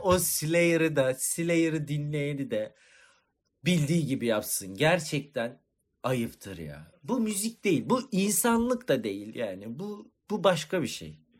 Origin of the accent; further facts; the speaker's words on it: Antakya, Hatay, Turkey; Antakyalıyız. Yani iki, annelerimiz kardeş, ikimiz de Antakyalıyız